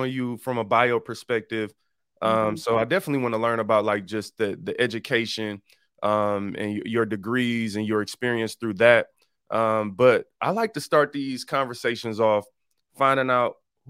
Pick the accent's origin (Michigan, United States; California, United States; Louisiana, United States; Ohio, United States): Michigan, United States; Detroit; I'm from Detroit